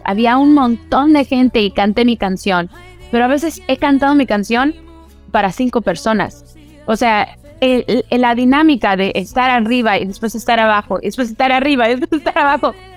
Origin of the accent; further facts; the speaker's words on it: Orange County, California, United States; also born or lived in Los Angeles, California; crecí en los Estados Unidos, aquí en California. Eh, ahorita estoy desde Los Ángeles haciendo esta entrevista, pero yo crecí en Orange County